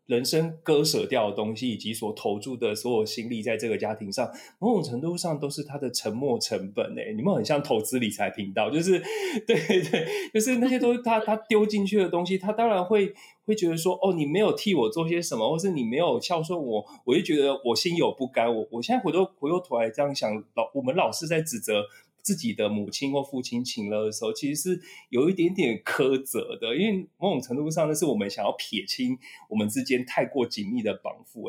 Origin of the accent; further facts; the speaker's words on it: Taipei, Taiwan; 我老家内湖附近哪边有什么植物